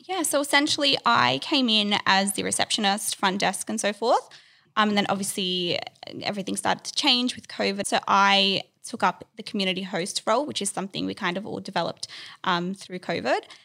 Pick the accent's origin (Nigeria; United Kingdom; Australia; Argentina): Australia; Sydney, New South Wales; I grew up in Sydney, um, was born here